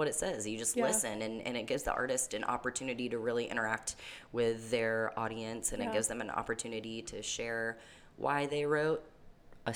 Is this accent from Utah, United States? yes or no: no; Neptune Beach, Florida, United States; born or raised there; also born or lived in Brunswick, Georgia